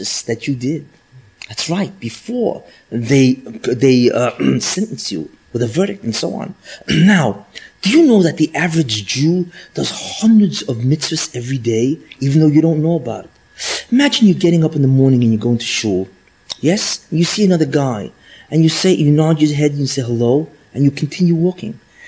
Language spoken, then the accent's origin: English; New York, United States; I'm from New York.